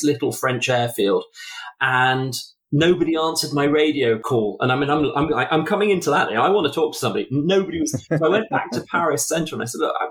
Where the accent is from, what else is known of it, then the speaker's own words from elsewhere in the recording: England, United Kingdom; I'm English